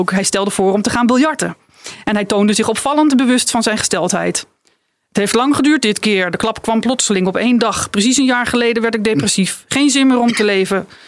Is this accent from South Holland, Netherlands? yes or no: no; Friesland, Netherlands; ik, ik kom uit Friesland